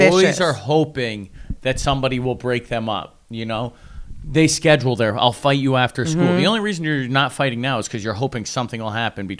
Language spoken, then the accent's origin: English; LaGrange, New York, United States; I grew up in LaGrange, New York.